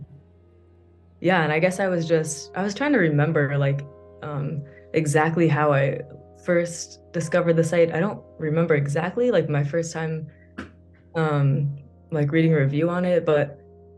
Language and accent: English; New York, United States; moved away as an adult; now in Spain; I'm currently living in Spain. I teach English as a second language. I'm from New York, actually